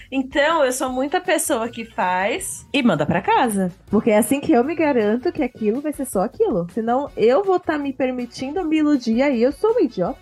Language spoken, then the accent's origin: Portuguese; Santos, São Paulo, Brazil; a gente é de Santos. Santos é muito pequeno